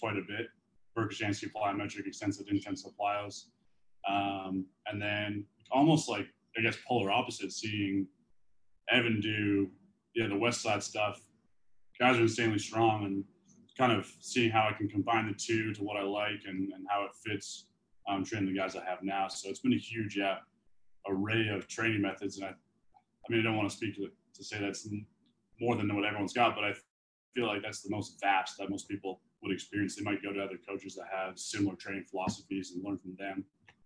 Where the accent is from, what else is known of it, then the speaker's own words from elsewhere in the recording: Canada; moved away as an adult; now in United States; being a Canadian, not having a work visa